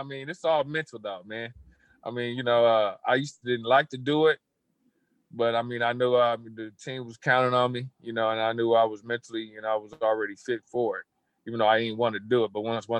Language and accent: English; Long Beach, California, United States; also born or lived in Columbus, Ohio; growing up in Long Beach, it's a multi-race city.